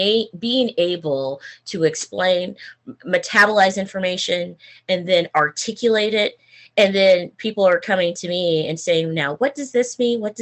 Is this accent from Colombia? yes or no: no; University City, Missouri, United States; growing up in University City